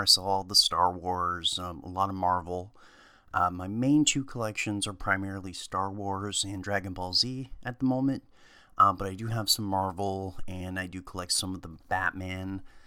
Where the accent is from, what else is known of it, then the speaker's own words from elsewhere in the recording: Ohio, United States; I grew up in Ohio